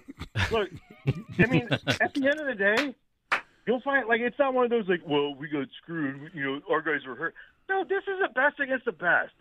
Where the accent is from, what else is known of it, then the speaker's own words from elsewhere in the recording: Bay Area, California, United States; now in Philadelphia, United States; I grew up in the Bay Area.